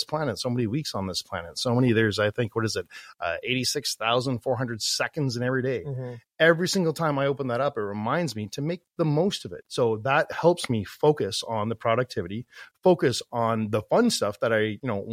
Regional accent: Toronto Niagara Falls area, Ontario, Canada; moved away as an adult; now in Calgary, Canada; I'm originally from the Toronto Niagara Falls area, and I moved out west, left my family, left my friends, and everything that I knew growing up as a kid

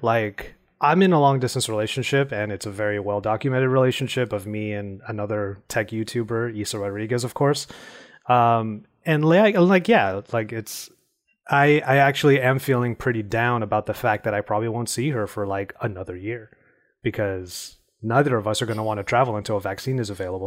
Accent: California, United States; my home state, which is California.

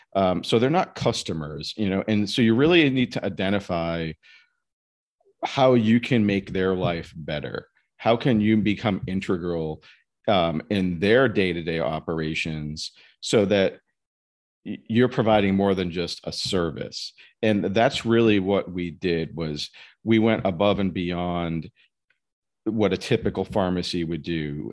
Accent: Massachusetts, United States; also born or lived in New Jersey / Simsbury, Connecticut; I'm from Massachusetts originally.

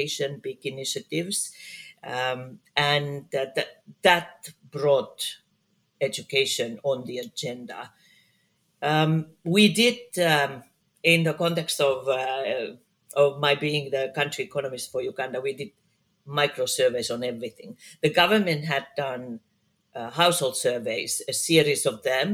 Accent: Finland; I work a lot in my home country, Finland

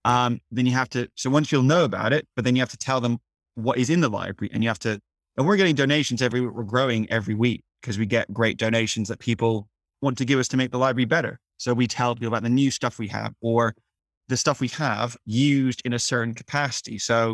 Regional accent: South of England, United Kingdom; now in Leeds, United Kingdom; I actually moved to Leeds partly because I knew it would facilitate a lower cost of living, because I'm from the South.

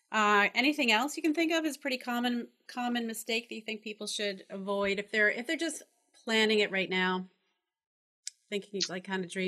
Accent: New England, United States; also born or lived in California; I'm from New England.

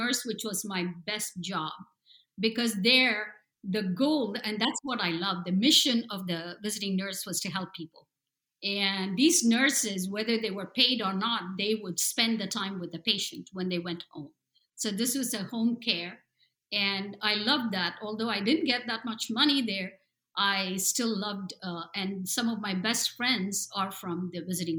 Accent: India; moved away as an adult; also born or lived in New Jersey, United States; now in San Diego, United States; I was raised in India and I came here and I went through an MBA program

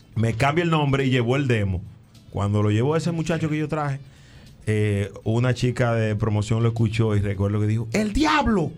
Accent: San Cristóbal, Dominican Republic; moved away as an adult; now in New York, United States; yo soy de la de San Cristóbal, orgullosamente

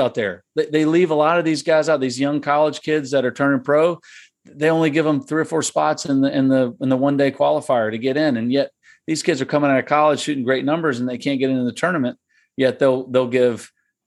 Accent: Virginia, United States; I'm from Virginia

